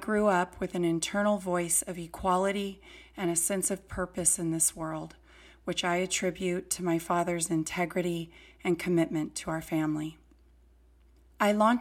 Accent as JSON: {"language": "English", "town": "Fresno", "region": "California", "country": "United States", "tie": "born or raised there", "said": "I was born and raised in Fresno, California."}